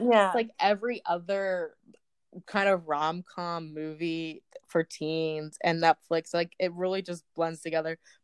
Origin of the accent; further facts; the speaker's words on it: Southlake, Texas, United States; my hometown date would be South Lake.